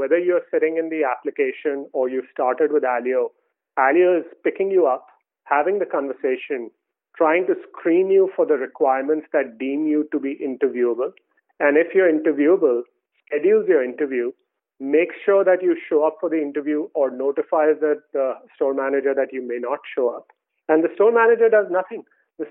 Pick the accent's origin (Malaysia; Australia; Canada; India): India; moved away; I grew up in India